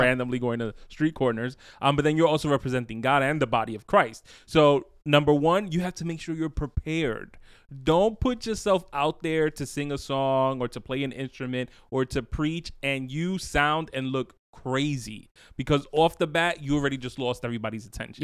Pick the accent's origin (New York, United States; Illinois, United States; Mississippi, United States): New York, United States; I'm from the city